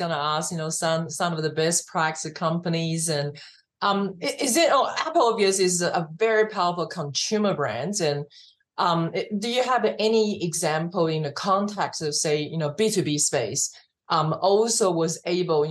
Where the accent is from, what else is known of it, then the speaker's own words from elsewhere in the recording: Australia; also born or lived in Taiwan; now in United States; I'm Asian, but I was born in Taiwan, but, I grew up in Australia